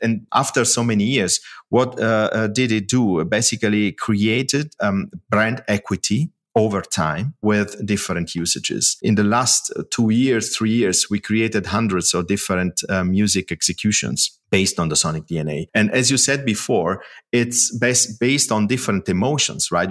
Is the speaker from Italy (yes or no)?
yes; Italy; moved away as an adult; now in Germany; I moved after the university from Italy to, to Germany to start working